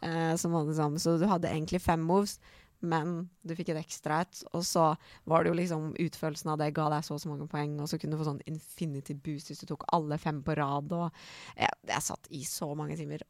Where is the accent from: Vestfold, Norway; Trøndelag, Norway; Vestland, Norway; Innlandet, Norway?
Vestfold, Norway; Holmestrand; Norwegian is a second language; also born or lived in Iran / Mjøndalen; jeg kom til Norge fra Iran eh, da jeg var 10-11 år. Ja. Og da flytta jeg til et lite sted som heter Holmestrand